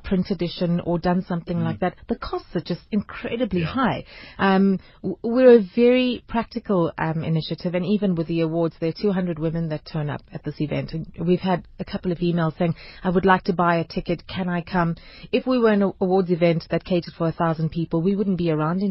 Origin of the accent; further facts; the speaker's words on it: South Africa; as South African women